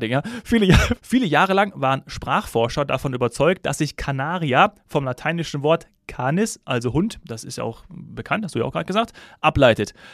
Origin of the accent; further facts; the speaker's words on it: Hesse, Germany; now in Munich, Germany; da habe ich ja noch in meiner Heimat Hessen gewohnt und nicht in München.